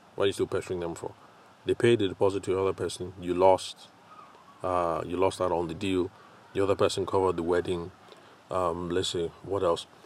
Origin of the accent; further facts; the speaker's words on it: Nigeria; I'm Nigerian